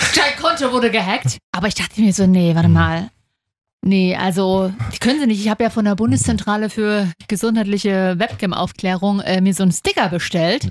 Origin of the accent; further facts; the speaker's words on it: Leipzig, Saxony, Germany; Ich bin Leipzigerin